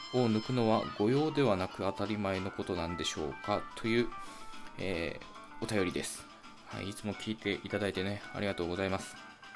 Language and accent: Japanese; Japan